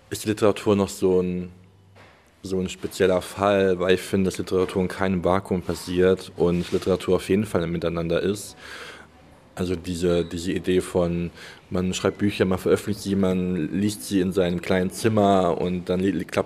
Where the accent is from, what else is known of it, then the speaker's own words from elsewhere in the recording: Germany; born there; Das heißt, ich bin in Deutschland geboren, meine Familie äh, kommt aus Deutschland.